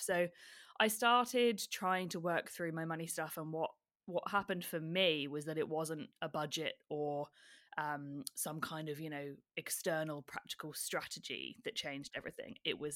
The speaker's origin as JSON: {"language": "English", "country": "United Kingdom", "tie": "born or raised there", "moved": "as an adult", "lives_now": "Melbourne, Australia", "said": "as you can tell from my accent, I am a Brit born and bred"}